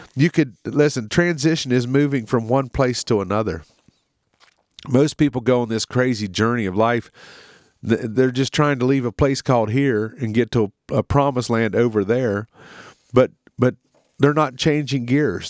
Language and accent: English; United States; in our country, in America